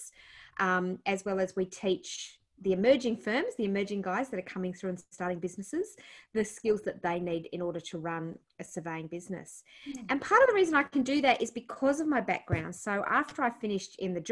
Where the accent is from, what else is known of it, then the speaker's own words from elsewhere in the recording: Blue Mountains, New South Wales, Australia; also born or lived in Penrith / Blaxland / Hartley / Cranebrook; we grew up mostly in the Blue Mountains. Born Nepean Hospital.